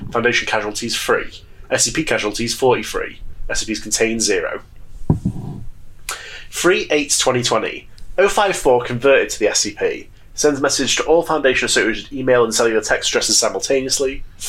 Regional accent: United Kingdom; Even though I'm British.

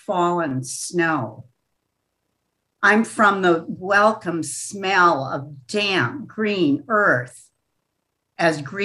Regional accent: River Falls, Wisconsin, United States; moved away; I'm from River Falls, where the trout-filled Kinnikinick River flows into the St. Croix

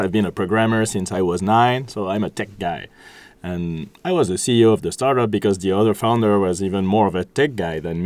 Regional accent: Switzerland; now in France; I'm from Switzerland

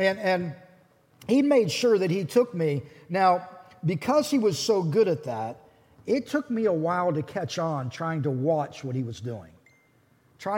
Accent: Pittsburgh, Pennsylvania, United States; I grew up around Pittsburgh

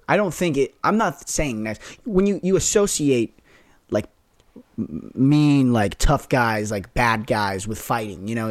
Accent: Las Vegas, Nevada, United States; moved away; play from my hometown

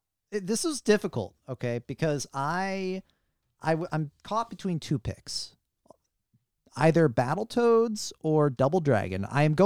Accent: St. Louis, Missouri, United States; Even me, I'm from St. Louis.

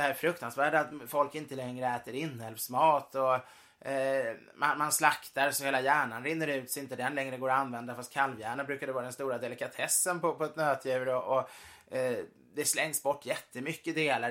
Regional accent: Sweden; min familj har ju varit katolik så många generationer så man känner sig mm. inte alltid helt som svensk fast vi är svenskar.

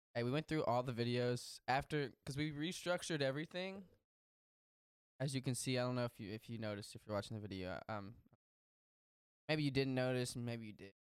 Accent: Texas, United States; I grew up in Texas

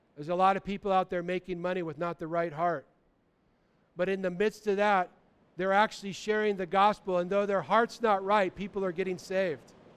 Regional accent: United States; when I grew up as a kid

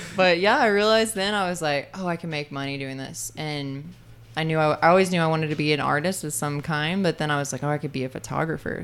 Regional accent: Muscle Shoals, Alabama, United States; moved away; I grew up in Muscle Shoals, Alabama

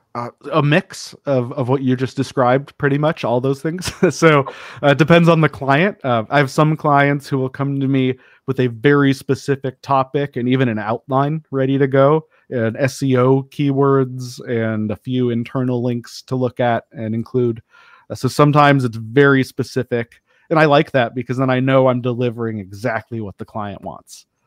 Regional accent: Denver, Colorado, United States; I grew up in Denver

